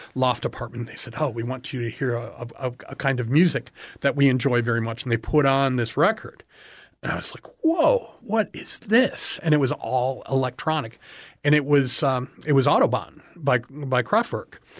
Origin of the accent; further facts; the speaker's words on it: Chicago, Illinois, United States; now in Everglades City, United States; grew up in the Chicago area